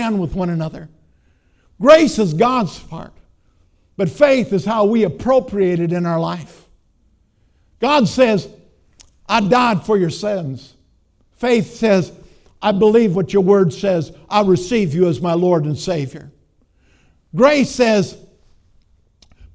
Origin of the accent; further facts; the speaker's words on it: Minnesota, United States; I'm from Minnesota.